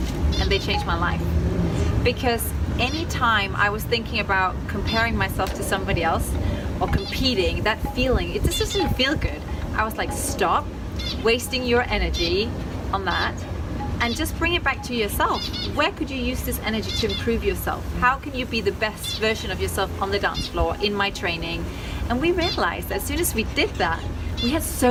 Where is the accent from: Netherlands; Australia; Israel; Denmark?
Denmark; accent: Danish twang; now in Los Angeles, United States